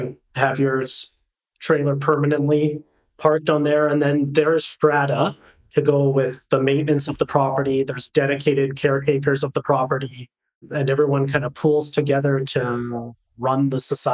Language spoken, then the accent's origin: English; Lower Mainland, British Columbia, Canada; moved away as an adult; now in Kelowna, Canada; growing up in the Lower Mainland